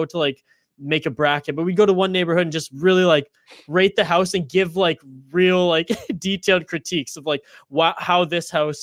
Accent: Prince George, British Columbia, Canada; also born or lived in Vancouver Island; I grew up in Prince George, BC, Northern British Columbia

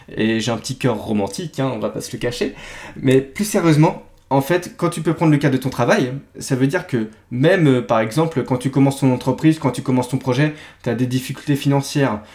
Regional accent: Brittany, France; je suis breton

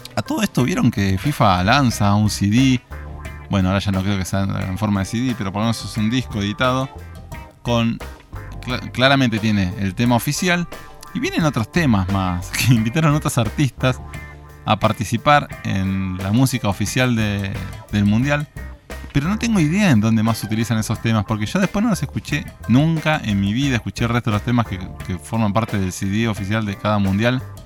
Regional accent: Argentina; ganamos como argentinos

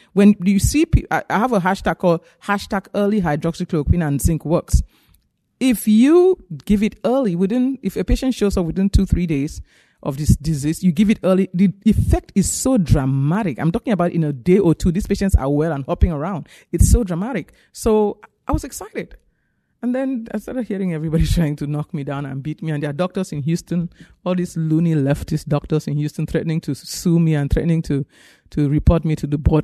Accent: Cameroon; moved away as an adult; also born or lived in Nigeria; now in United States; I grew up in Africa. I'm from Cameroon, West Africa, and I went to medical school in Nigeria.

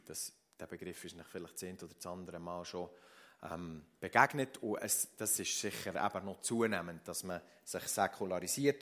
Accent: Switzerland; bei uns in der Schweiz

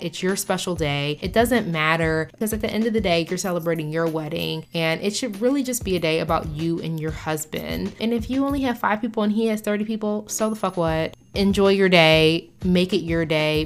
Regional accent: United States; as an American

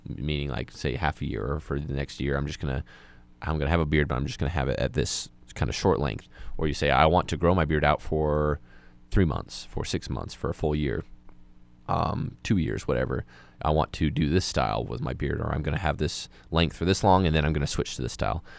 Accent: Moab, Utah, United States; moved away as an adult; I'm from a, a small community like Moab, um, and, like, I come from, like, a religious part of that community, a lot of the people there who, like, watched you grow up

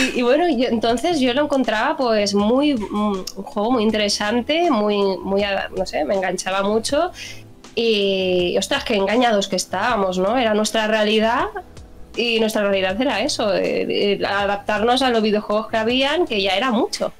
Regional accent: Barcelona, Catalonia, Spain; soy de Barcelona

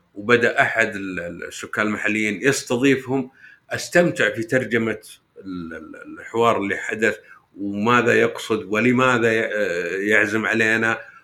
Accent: Saudi Arabia; عندنا في السعوديه

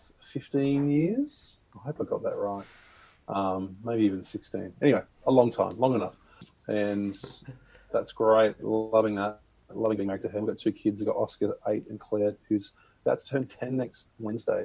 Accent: South Australia, Australia; moved away as an adult; now in Queensland, Australia; I'm originally from South Australia, actually, so a bit closer to you, maybe. Yeah, a bit closer. Grew up there in a farm, but I've been in Queensland now for a long time, almost 13 years

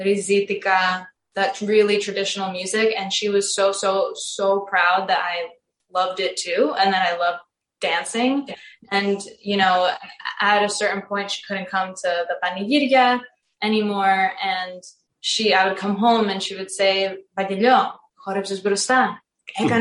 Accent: New Jersey, United States; also born or lived in Crete, Greece; So I was born in New Jersey.

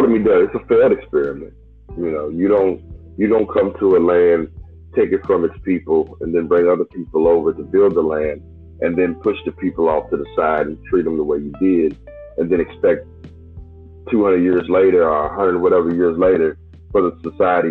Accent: United States; we're from America and we call ourselves American

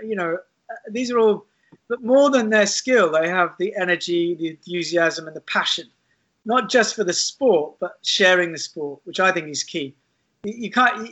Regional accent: London, United Kingdom; now in Keswick, United Kingdom; I was brought up in London

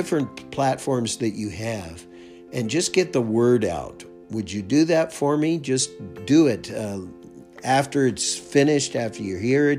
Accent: United States; moved away as an adult; now in Canada; I'm an American, and now I live up here in Canada

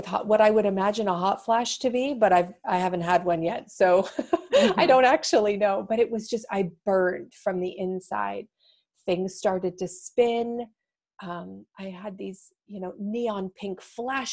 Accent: Toronto, Ontario, Canada; moved away as an adult; now in Seattle, United States; I'm from Toronto, so it's a hugely diverse city

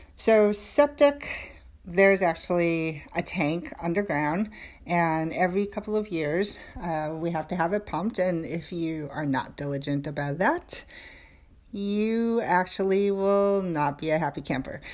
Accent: New York City, New York, United States; moved away as an adult; I was born and raised in New York

